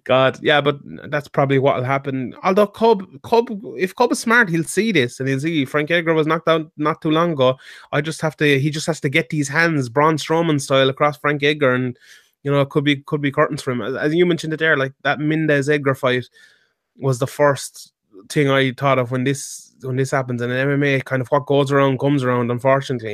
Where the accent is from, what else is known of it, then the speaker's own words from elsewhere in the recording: Ireland; we're Irish